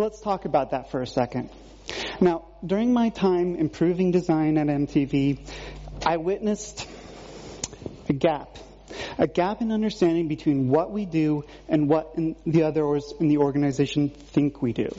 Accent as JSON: {"language": "English", "region": "Vermont", "country": "United States", "tie": "born or raised there", "said": "Growing up in Vermont"}